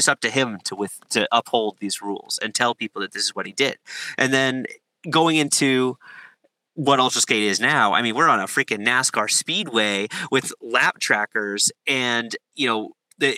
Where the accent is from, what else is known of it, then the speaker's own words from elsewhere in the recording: Massachusetts, United States; I'm from Massachusetts. I have a ton of friends in Massachusetts